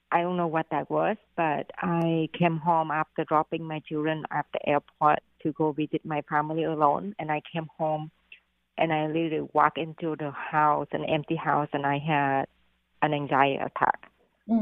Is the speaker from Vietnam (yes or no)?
yes; Vietnam; English is a second language; moved away as an adult; now in Boston, United States; I came here to Boston from Vietnam when I was 19 and to marry my ex-husband. And I didn't speak one word of English